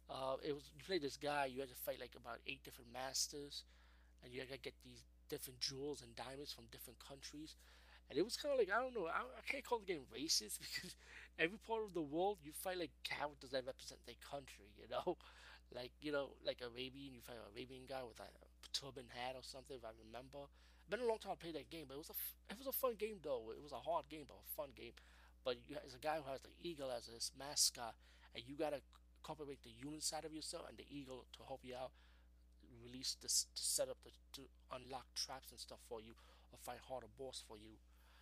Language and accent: English; Bronx, New York, United States; I talk about growing up in the Bronx, so you can check out my Nobody Beats the Wiz episode.